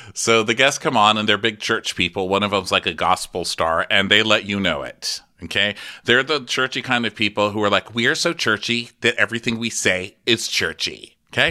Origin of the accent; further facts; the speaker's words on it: Texas, United States; I'm from Texas.